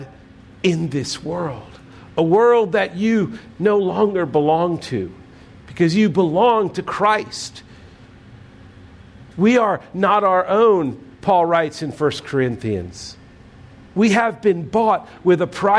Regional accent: United States; we are citizens of the United States

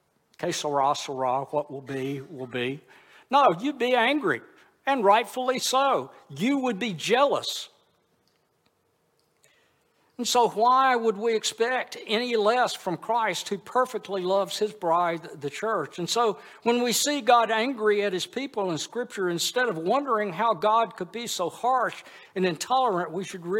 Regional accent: Monroe, Louisiana, United States; now in Houston, United States; I moved back to my hometown of Monroe, Louisiana

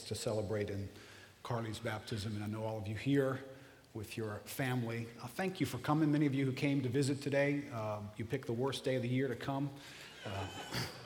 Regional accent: River Ridge, Louisiana, United States; I grew up in River Ridge

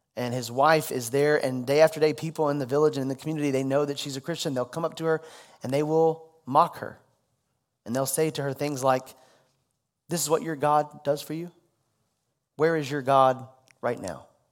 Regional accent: Louisville, Kentucky, United States; also born or lived in Dallas, Texas; made it back to my hometown, Louisville

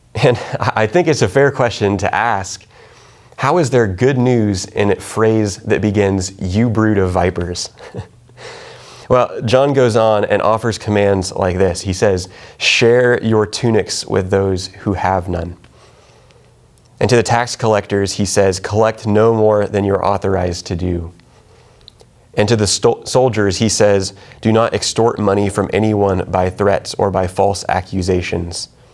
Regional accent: Kansas, United States; moved away; I'm from Kansas

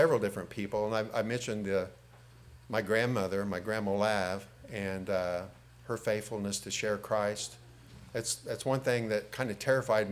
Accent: Robinson, Illinois, United States; also born or lived in Oblong, Illinois; I moved from Robinson to Oblong School District during my sophomore junior year.

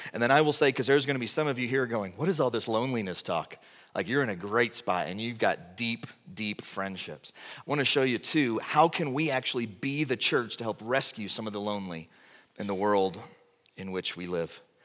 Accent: Texas, United States; moved away; I'm from Texas

